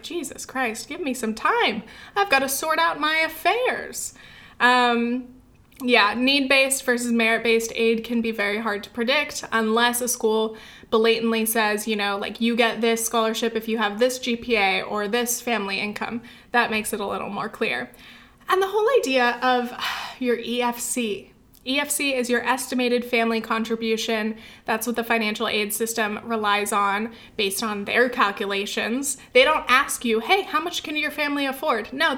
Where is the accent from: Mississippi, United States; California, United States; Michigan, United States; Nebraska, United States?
California, United States; Orange County; moved away as an adult; also born or lived in New Orleans / France / England / New York; my hometown is nice. I wish I could go back and visit. It's just not like a very like college-y place. It's not like super great for like young adults. There's not a lot to do. It's mostly just families, suburbs, Orange County